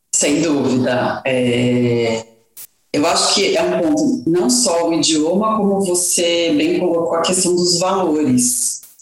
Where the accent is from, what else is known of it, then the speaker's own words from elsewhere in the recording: Brazil; moved away as an adult; nós, como brasileiros